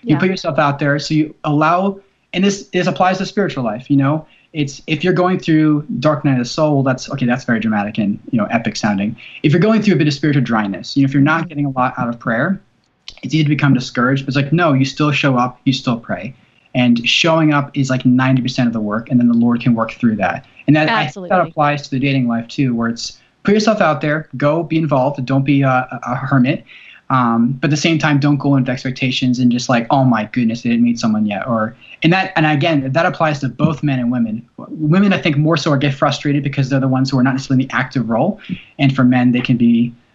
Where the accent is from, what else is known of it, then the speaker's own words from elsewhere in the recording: New Jersey, United States; now in Tennessee, United States; I was from New Jersey, and I'm living in Tennessee